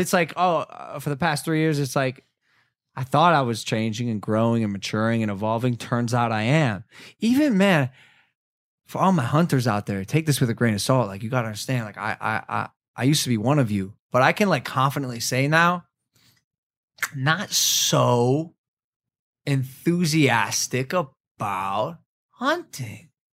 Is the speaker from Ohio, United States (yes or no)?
yes; Ohio, United States; moved away; a dude who was, like, born and raised in Ohio